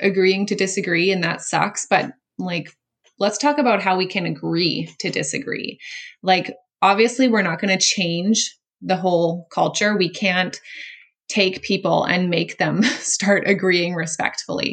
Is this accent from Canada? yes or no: yes; Canada; I'm Canadian